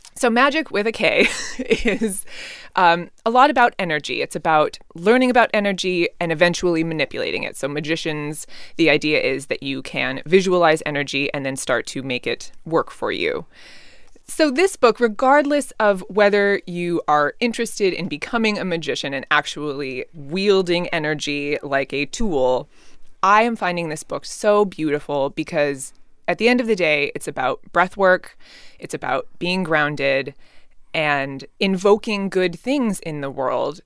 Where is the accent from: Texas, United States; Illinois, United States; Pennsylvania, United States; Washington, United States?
Washington, United States; just outside Seattle; I was born and raised just outside Seattle, grew up in the Pacific Northwest